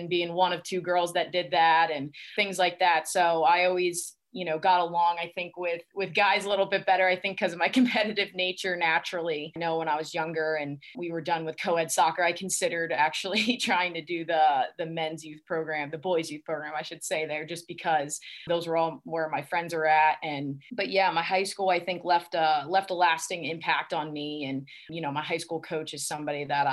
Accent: Easton, Pennsylvania, United States; from Easton, Pennsylvania. I love my hometown.

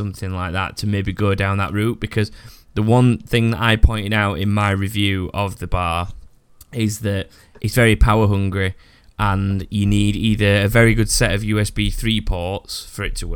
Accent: United Kingdom; I'm so British

